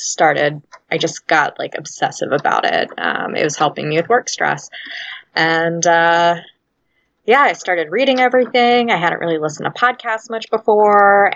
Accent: Louisiana, United States; moved away as an adult; now in Chicago, United States; I'm from Louisiana, been up in Chicago on and off for the past decade plus

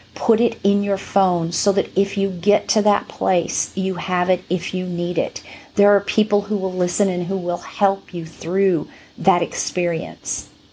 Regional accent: right next to Hollywood, California, United States; I'm from California. Um, what can I say? From, from right next to Hollywood.

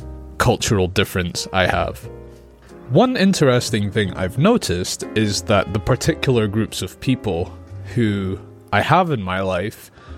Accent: Scotland, United Kingdom; Filipino. My mom is from the Philippines, and my dad is from England. However, I grew up in Scotland

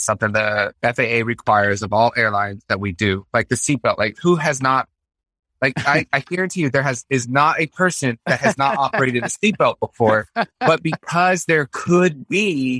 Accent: Concord, Massachusetts, United States; born there; also born or lived in Fort Greely, Alaska / Florida; I was born in Concord, Massachusetts.

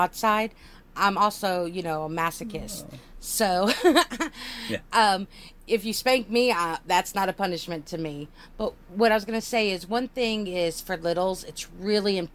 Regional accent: United States; I'm an American

